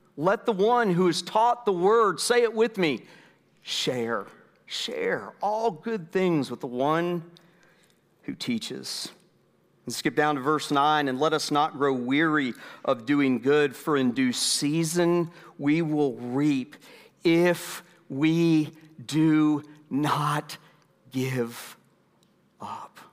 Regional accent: United States; We, as American citizens

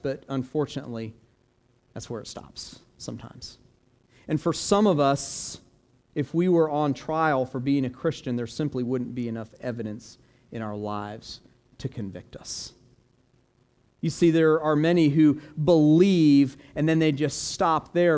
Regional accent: Florida, United States; also born or lived in Orlando; growing up in Florida

